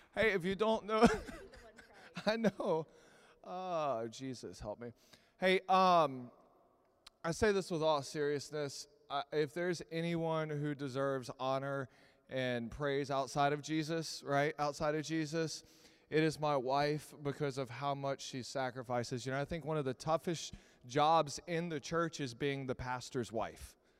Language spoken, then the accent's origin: English; Texas, United States; I'm from Texas